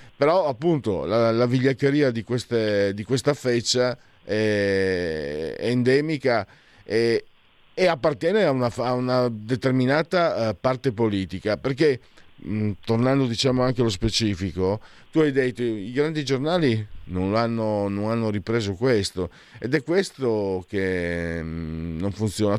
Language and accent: Italian; Friuli-Venezia Giulia, Italy; da dove vengo io vale di più San Marco o la festa del vino, c'è la sagra del vino di Casascia che è la festa del vino, praticamente la festa regionale in Friuli